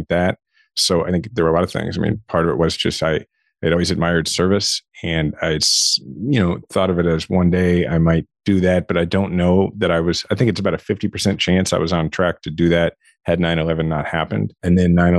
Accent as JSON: {"language": "English", "town": "Shawnee", "region": "Kansas", "country": "United States", "tie": "born or raised there", "said": "I grew up in Shawnee, Kansas, which is, it's a suburb of Kansas City"}